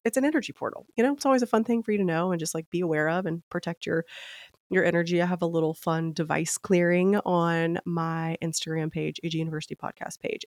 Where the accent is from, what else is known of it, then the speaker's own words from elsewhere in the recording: Memphis, Tennessee, United States; moved away as an adult; also born or lived in Nashville, Tennessee; now in Palm Beach, United States; I am from Tennessee, born and raised in Memphis